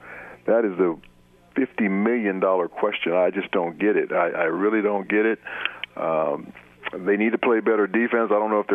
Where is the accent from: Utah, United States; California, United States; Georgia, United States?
California, United States; Los Angeles; I remember I'm from Los Angeles, California.